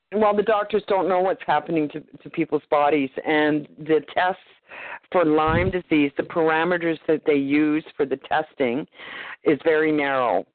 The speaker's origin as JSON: {"language": "English", "country": "Canada", "also_born_or_lived": "Nanaimo, British Columbia"}